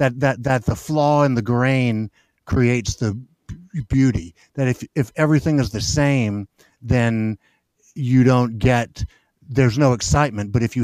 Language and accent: English; Memphis, Tennessee, United States; I'm born and raised in Memphis.